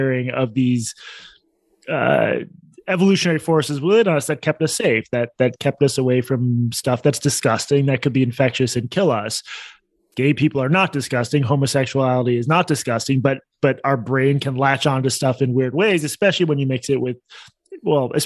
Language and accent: English; Boston, Massachusetts, United States; moved away as an adult; also born or lived in Washington, D.C.; my hometown of Boston